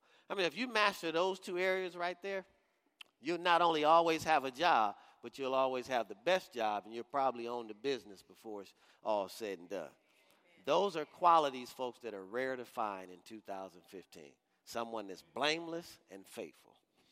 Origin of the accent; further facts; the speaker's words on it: Detroit, Michigan, United States; I'm from Detroit, Michigan